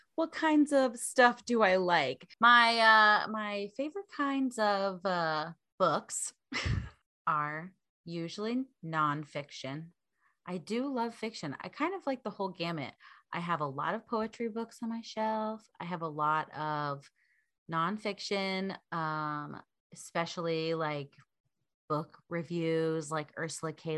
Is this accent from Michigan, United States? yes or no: no; Vermont, United States; now in Portland, United States; I am from Vermont originally.